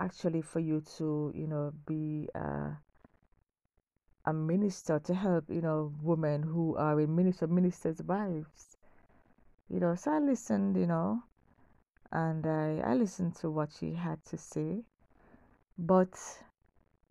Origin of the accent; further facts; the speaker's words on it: Kingston, Jamaica; growing up in Kingston, Jamaica